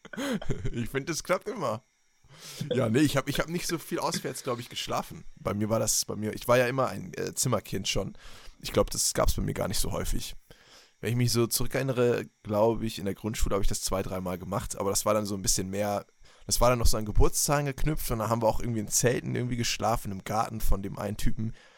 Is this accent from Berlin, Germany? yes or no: yes; Berlin, Germany; moved away; als ich noch in Berlin gelebt habe, ne, da bin ich ja geboren, Leute, ich bin ja in der Metropole schlechthin aufgewachsen.